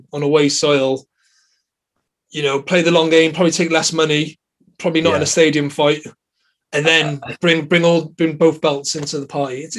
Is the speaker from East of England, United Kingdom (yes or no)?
no; Welsh, Wales, United Kingdom; You know, we are supposed to sit on the fence, but we are both Welsh and we are rooting for our man Liam Williams.